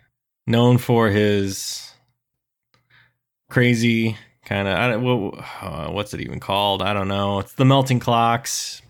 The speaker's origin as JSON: {"language": "English", "town": "Waverly", "region": "Iowa", "country": "United States", "tie": "born or raised there", "said": "I found a drawer full of just underwear in my hometown, Waverly, Iowa."}